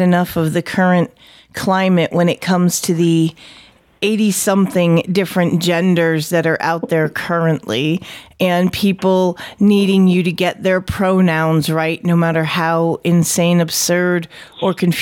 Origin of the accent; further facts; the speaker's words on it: New England, United States; accent: New England; my New England accent